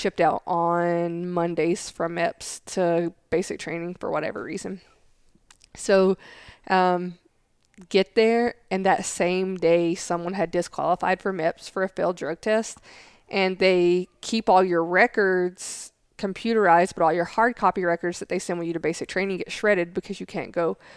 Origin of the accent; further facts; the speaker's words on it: the South, United States; accent: southern; they can't understand what I'm saying because my accent's so strong. Um, so I mean, I would be in the schoolhouse for hours just trying to say words like without a southern accent on them.